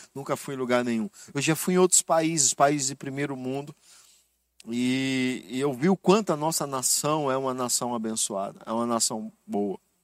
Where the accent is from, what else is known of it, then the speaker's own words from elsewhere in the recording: Brazil; eu sou brasileiro